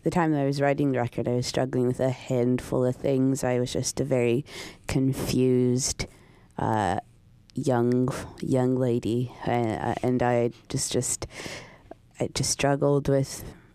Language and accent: English; Canada; now in England, United Kingdom; I'm a Canadian living in England